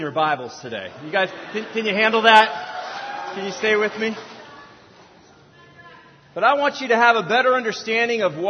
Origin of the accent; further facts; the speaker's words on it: California, United States; I was born and raised in California. If you catch me off stage, I'll say dude a lot. I can talk surfer lingo.